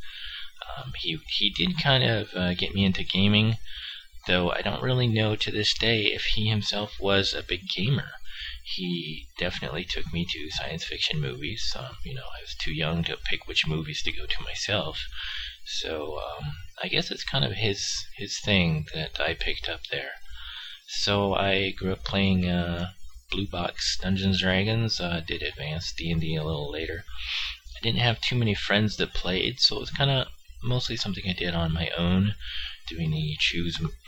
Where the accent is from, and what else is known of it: San Francisco Bay Area, California, United States; born or raised there